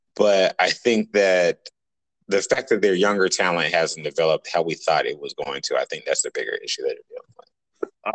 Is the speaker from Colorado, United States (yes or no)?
no; Atlanta, Georgia, United States; I'm from Atlanta.